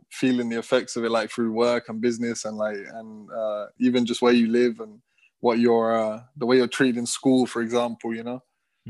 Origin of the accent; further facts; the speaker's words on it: London, United Kingdom; born and raised in London.